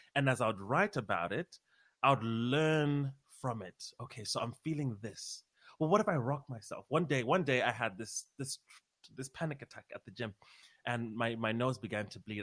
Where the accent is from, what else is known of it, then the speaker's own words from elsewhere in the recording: Harare, Zimbabwe; moved away as an adult; now in United States; I'm from Harare, Zimbabwe um, Southern Africa